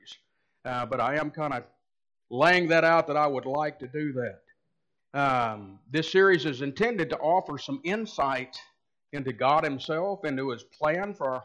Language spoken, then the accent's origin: English; United States; We as American Christians